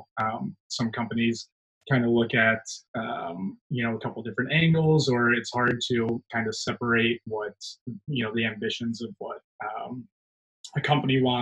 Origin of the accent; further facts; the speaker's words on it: Chicago, Illinois, United States; also born or lived in San Francisco; now in Austin, United States; I'm originally a Chicagoan, and I moved out to San Francisco and then found my way to Austin